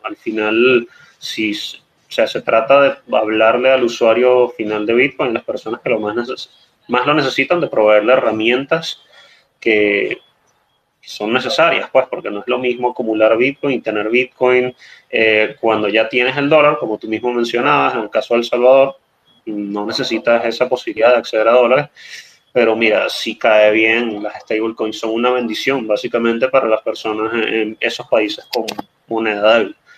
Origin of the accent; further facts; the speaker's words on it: Venezuela; como venezolano